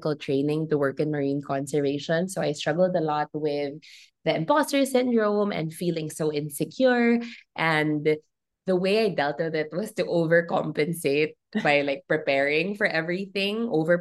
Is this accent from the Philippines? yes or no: yes; Philippines; as a Filipino who has this great and deep love for her country